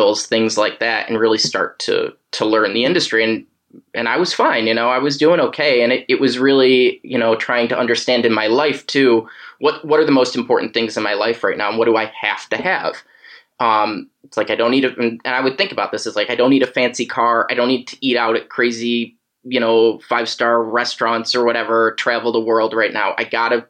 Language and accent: English; upstate New York, United States; moved away as an adult; also born or lived in Los Angeles; I'm from New York, I mean, upstate, but like, you know, my family's from Manhattan